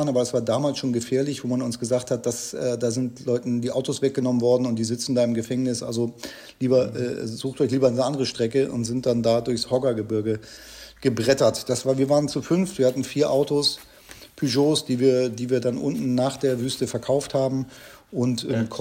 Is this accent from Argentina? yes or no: no; Germany; also ganz normal aufgewachsen in der Nähe von Hamburg